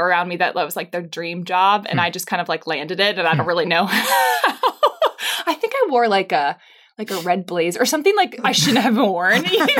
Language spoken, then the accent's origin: English; Pittsburgh, Pennsylvania, United States; also born or lived in New York City; now in Franklin, United States; I'm from Pittsburgh.